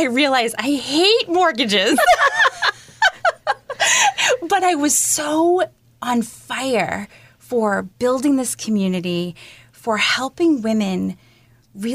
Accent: Salem, Massachusetts, United States; I grew up in Salem, Mass

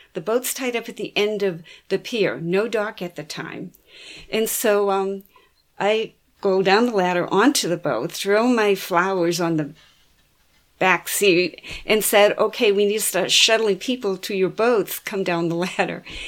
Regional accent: Boston, Massachusetts, United States; growing up in Boston Harbor and taking cruises around the harbor all the time

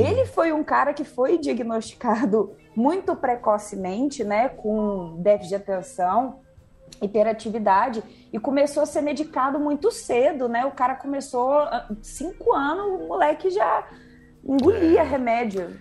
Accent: Uberlândia, Minas Gerais, Brazil; moved away; also born or lived in São Paulo; Sou aqui do Berlândia, Cerrado, Cerradão Mineiro

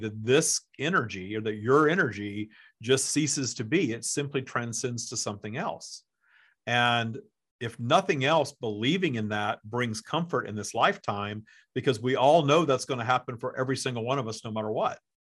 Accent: the South, United States; I grew up in the South, too

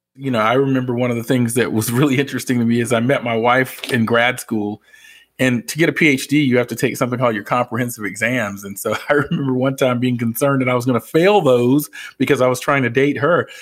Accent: Atlanta, Georgia, United States; I'm from the Atlanta area

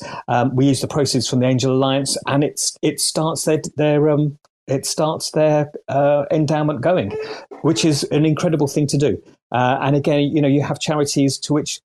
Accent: United Kingdom; As a Brit

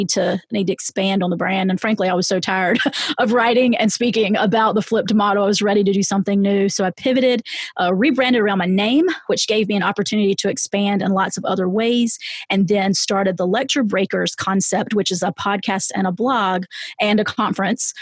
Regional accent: the South, United States; I'm from the South

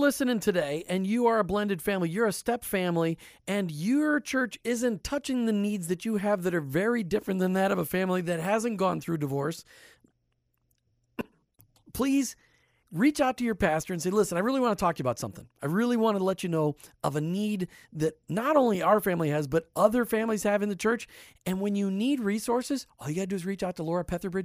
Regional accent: Minnesota, United States; there wasn't a single family on my block that was divorced growing up in Minnesota

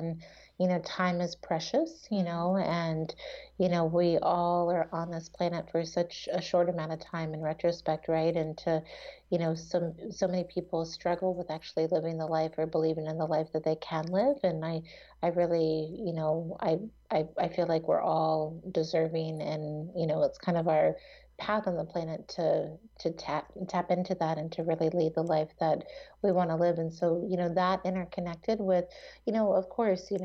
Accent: East Coast, United States; now in Seattle, United States; I grew up on the East Coast and now I live in Seattle

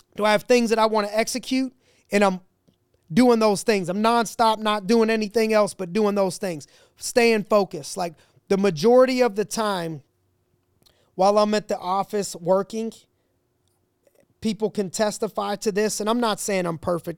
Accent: Ohio, United States; I'm from Ohio, that's where I was born, I was raised a Browns fan

